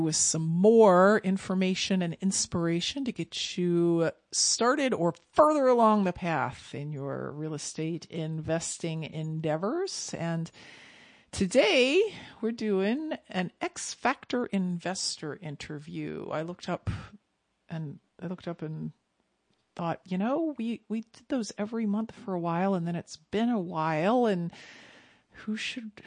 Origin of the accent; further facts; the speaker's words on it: Ohio, United States; here in my home state of Ohio